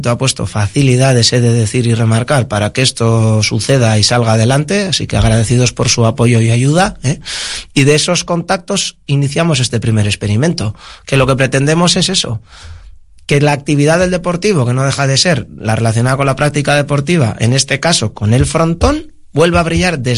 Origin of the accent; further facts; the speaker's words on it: Bilbao, Basque Country, Spain; Somos, del, centro, somos del centro